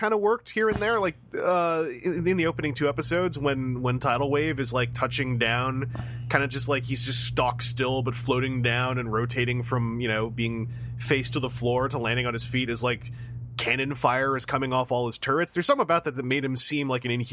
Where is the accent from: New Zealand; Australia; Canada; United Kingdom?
Canada; I'm just a Canadian.